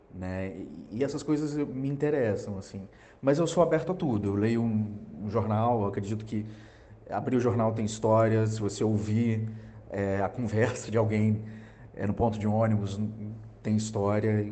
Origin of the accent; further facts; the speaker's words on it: Juiz de Fora, Minas Gerais, Brazil; moved away as an adult; now in Rio de Janeiro, Brazil; eu sou mineiro de Juiz de Fora. É, cresci no interior e mudei para o Rio